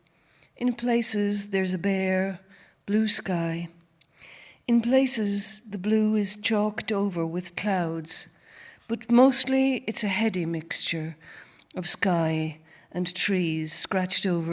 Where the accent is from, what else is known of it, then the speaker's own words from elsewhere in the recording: Gorey, Leinster, Ireland; also born or lived in New Orleans / Tullow; I was born in Gorey Hospital